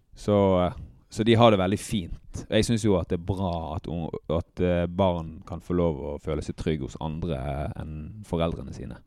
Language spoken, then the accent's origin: Norwegian; Bergen, Vestland, Norway; jeg er oppvokst på Nattelandsfjellet i Bergen